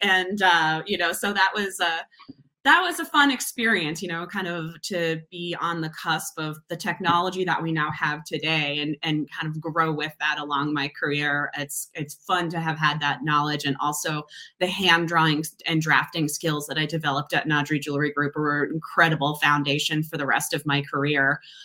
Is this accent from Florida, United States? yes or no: no; Massachusetts, United States; moved away as an adult; also born or lived in Providence, Rhode Island; now in Seattle, United States; I was born and raised in Massachusetts, not too far from Boston